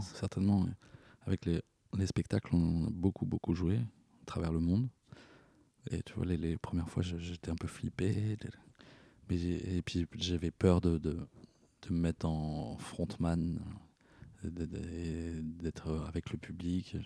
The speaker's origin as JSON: {"language": "French", "town": "Poitiers", "region": "Nouvelle-Aquitaine", "country": "France", "tie": "born or raised there", "said": "Poitiers, qui est ma ville natale"}